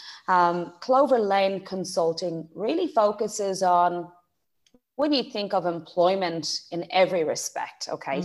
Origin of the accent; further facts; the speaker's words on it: Graiguenamanagh, Leinster, Ireland; accent: Irish; moved away as an adult; also born or lived in Dublin; now in Australia; I'm from Dublin, but I grew up in a beautiful part of the world called Greignamana, County Kilkenny.